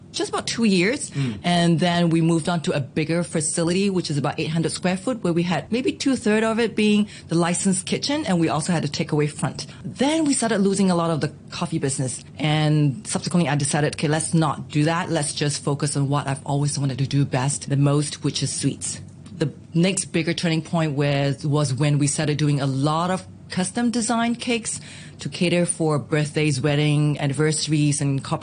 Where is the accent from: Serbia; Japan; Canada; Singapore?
Singapore; moved away as an adult; now in Hong Kong; Being Singaporean, Southeast Asians